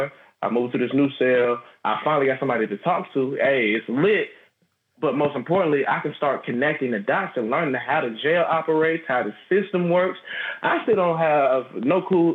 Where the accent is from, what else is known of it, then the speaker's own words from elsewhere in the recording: Atlanta, Georgia, United States; one of my friends I grew up with here in Georgia